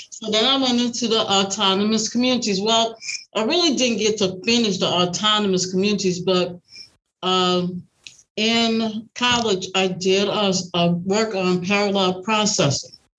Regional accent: New Orleans, Louisiana, United States; now in Dallas, United States; I'm originally from New Orleans, Louisiana.

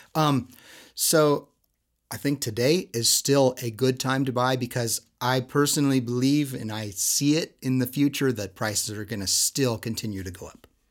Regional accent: Southern California, United States; now in Utah, United States; I come from Southern California

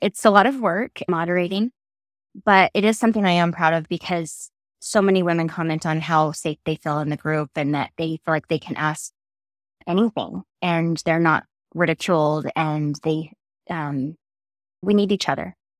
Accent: Draper, Utah, United States; also born or lived in California / Idaho / Oregon; I grew up in California times eight and then Draper after that and Draper, Utah

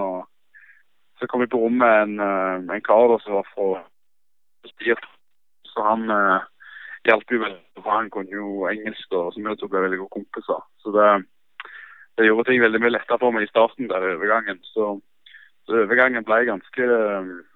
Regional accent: Stavanger, Rogaland, Norway; moved away as an adult; now in Sogndal, Norway; hjemme i Stavanger

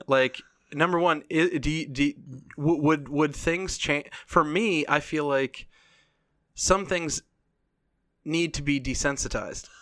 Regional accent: United States; As an American

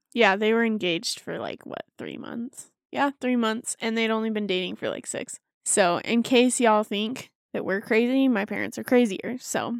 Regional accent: Davis County, Utah, United States; I grew up in Davis County, too.

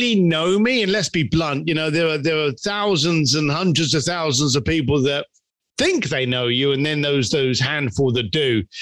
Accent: London, United Kingdom; growing up in East London and not having any money and working on a building site

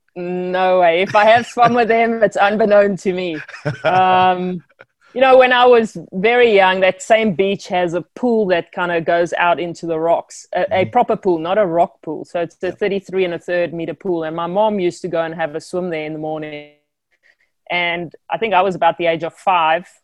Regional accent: South Africa; born or raised there

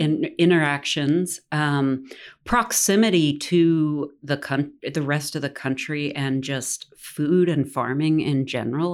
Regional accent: Tennessee, United States; I'm born and raised in Tennessee

